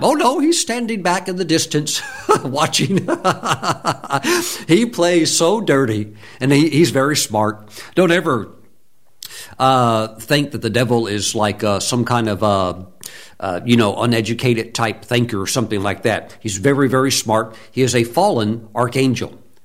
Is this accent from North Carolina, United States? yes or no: yes; North Carolina, United States; North Carolina, my home state